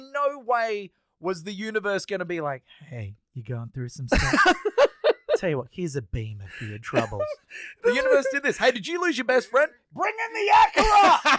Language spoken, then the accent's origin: English; Australia; because I'm Australian